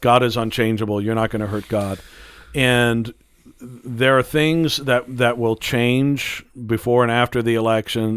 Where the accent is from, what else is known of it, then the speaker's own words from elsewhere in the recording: United States; as an American